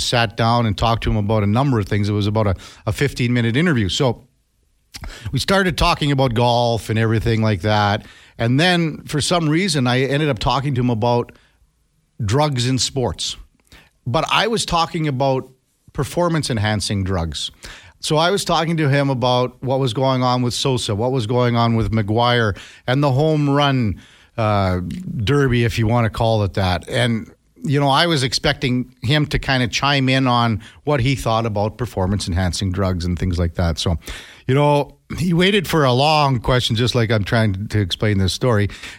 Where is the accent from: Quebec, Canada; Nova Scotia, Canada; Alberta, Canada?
Alberta, Canada; Two Hills; Laugh out loud, but I'm originally from Two Holes, so I can't talk